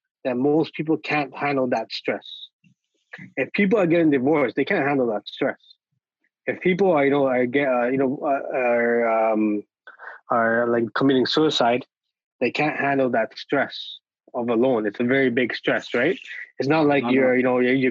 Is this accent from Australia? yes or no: no; Toronto, Ontario, Canada; I grew up in Regent Park. I live in the middle of Regent Park